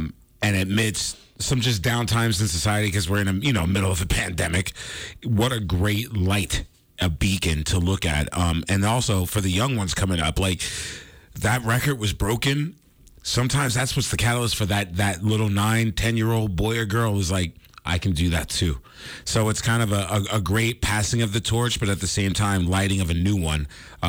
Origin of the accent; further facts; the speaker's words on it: East Coast, United States; I'm from the East Coast.